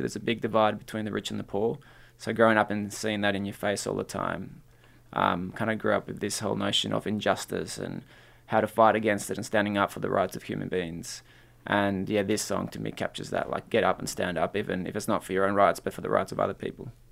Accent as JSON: {"language": "English", "area": "North Shore", "region": "New South Wales", "country": "Australia", "tie": "born or raised there", "also_born_or_lived": "Peru", "second_language": "English", "said": "I grew up in the North Shore, so there weren't many Latino kids around there."}